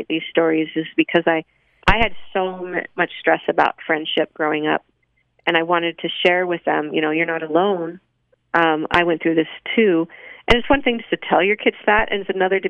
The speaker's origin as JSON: {"language": "English", "town": "Salt Lake City", "region": "Utah", "country": "United States", "tie": "born or raised there", "said": "growing up in Salt Lake"}